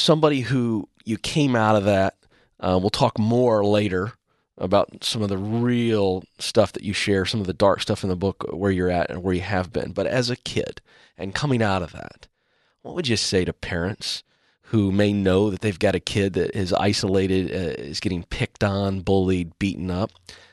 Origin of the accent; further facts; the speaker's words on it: Virginia, United States; I grew up on the Chesapeake Bay in Virginia, coastal area.